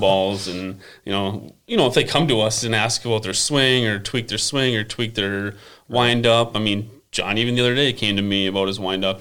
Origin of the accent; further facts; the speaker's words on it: Buffalo, Minnesota, United States; I grew up here in Buffalo